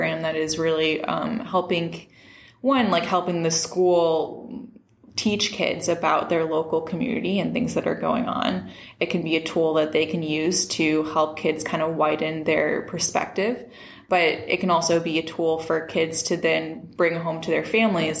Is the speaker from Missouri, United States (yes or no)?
yes; St. Louis, Missouri, United States; moved away as an adult; also born or lived in San Francisco; I'm originally from St. Louis. I came back here